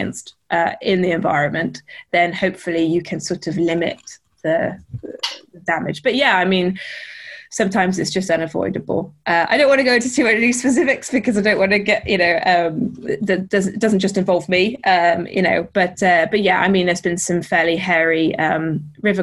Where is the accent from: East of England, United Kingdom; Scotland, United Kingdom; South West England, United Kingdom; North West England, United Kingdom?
North West England, United Kingdom; Lake District; I grew up in the Lake District